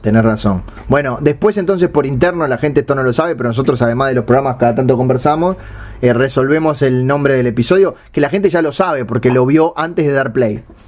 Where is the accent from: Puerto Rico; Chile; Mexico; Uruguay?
Uruguay